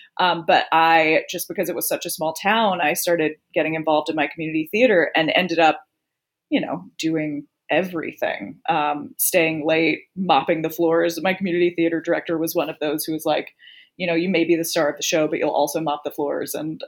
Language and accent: English; the South, United States; And I'm from the South. So, you know, I don't know, there wasn't a lot of theater around.